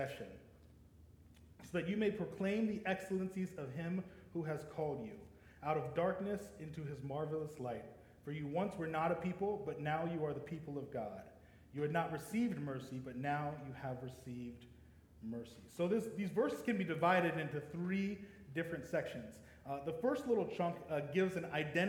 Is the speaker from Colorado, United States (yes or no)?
yes; Denver, Colorado, United States; moved away as an adult; also born or lived in Laramie, Wyoming; originally I was born and raised in Denver, Colorado, but I spent the last 10 years in Laramie, Wyoming